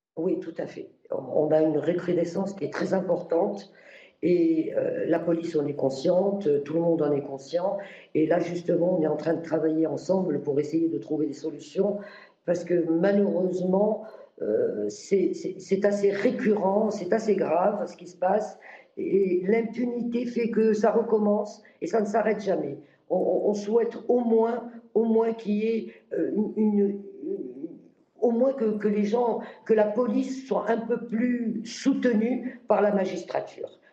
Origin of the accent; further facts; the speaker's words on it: Morocco; moved away as an adult; now in France; je suis né moi-même au Maroc et j'ai vécu le tiers-monde déjà. Et je suis revenu en France à l'âge de 18 ans.